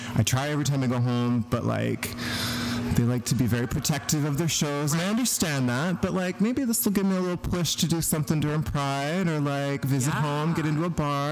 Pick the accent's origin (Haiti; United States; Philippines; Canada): Canada; a small town outside of Truro, Nova Scotia; moved away as an adult; also born or lived in Whitehorse, Yukon; now in Vancouver, Canada; I'm from Nova Scotia